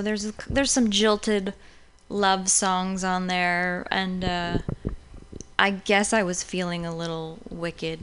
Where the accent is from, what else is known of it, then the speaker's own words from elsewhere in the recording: Massachusetts, United States; moved away; also born or lived in Los Angeles; I was born in Massachusetts, kind of near Boston, and I started doing music there actually in the subways